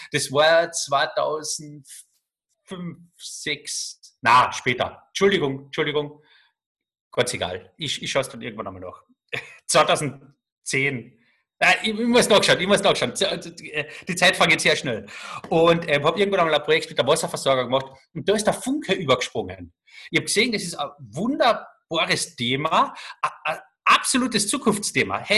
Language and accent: German; Carinthia, Austria; Als, als Kärntner hast du natürlich immer einen gewissen Bonus.